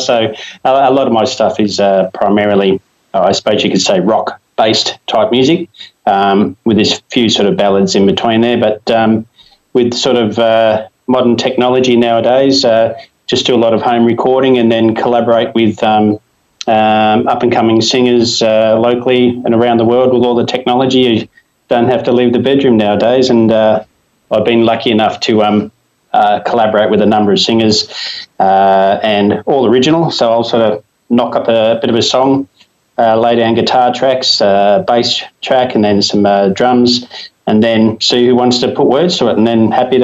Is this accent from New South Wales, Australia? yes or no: yes; New South Wales, Australia; also born or lived in Victoria; now in Geelong, Australia; Born in New South Wales originally, but then now residing in Victoria.